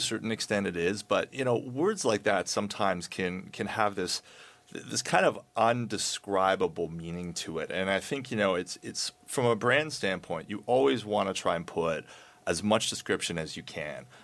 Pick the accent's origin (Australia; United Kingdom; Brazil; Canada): Canada; we're Canadian